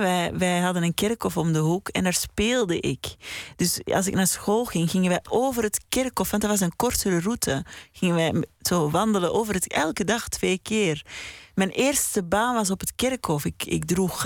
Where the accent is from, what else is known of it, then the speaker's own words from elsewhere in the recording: Mortsel, Flanders, Belgium; in Mortsel, in de Oude God, waar ik ben opgegroeid